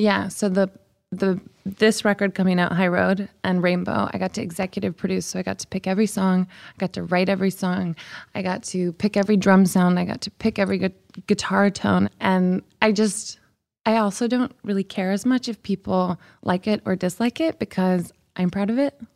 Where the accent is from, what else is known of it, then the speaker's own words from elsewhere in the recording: the Bible Belt, United States; now in Los Angeles, United States; I grew up in the Bible Belt